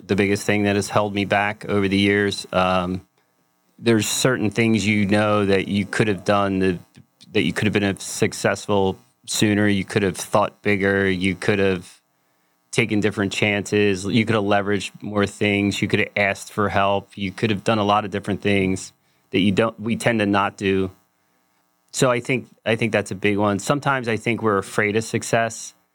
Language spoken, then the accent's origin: English; Philadelphia, Pennsylvania, United States; I'm from Philadelphia